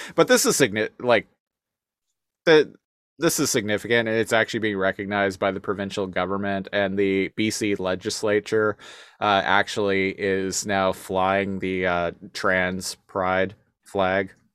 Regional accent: Victoria, British Columbia, Canada; we're from Victoria, uh, British Columbia.

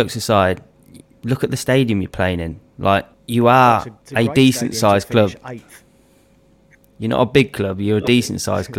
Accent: England, United Kingdom; now in Australia; I'm from England.

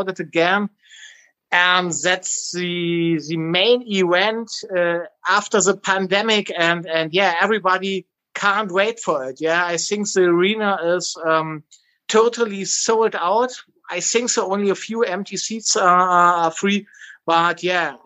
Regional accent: Berlin, Germany; born in Berlin and in Germany

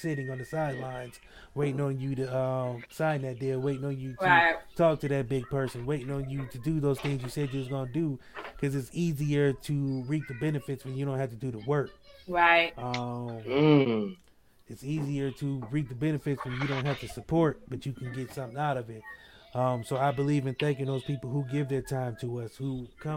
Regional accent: Akron, Ohio, United States; now in Canton, United States; I'm from Akron, Ohio. I live in Canton, small ass town.

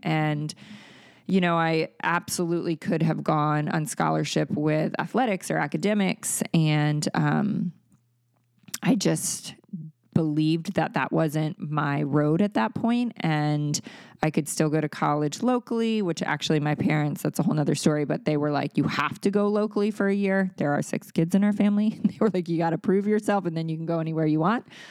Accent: Maryland, United States; moved away as an adult; also born or lived in California; That was still in Maryland, in my hometown

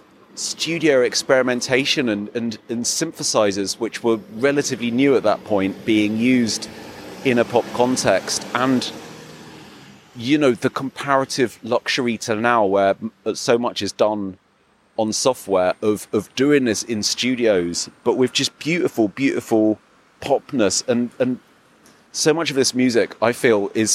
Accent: England, United Kingdom; now in Berlin, Germany; I'm English

